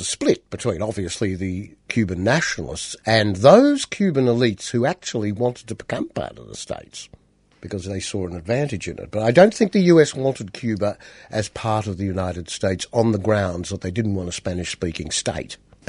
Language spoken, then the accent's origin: English; Australia; how would you feel as an Australian if Britain inserted this amendment in our constitution?